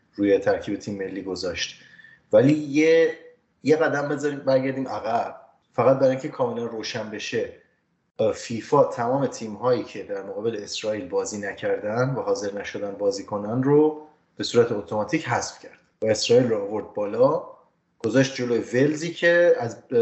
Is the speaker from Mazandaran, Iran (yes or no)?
yes; Ramsar, Mazandaran, Iran; ما خب کودکی توی رامسر زندگی میکردیم شهرستان رامسر در شمال ایران